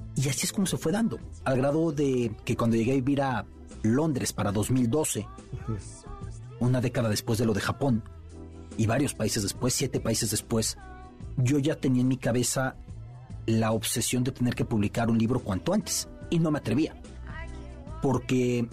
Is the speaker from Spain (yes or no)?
no; Mexico; De México.